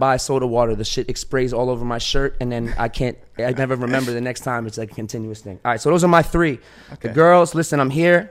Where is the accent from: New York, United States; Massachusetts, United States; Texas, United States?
New York, United States; New York City; now in Miami, United States; I'm a New Yorker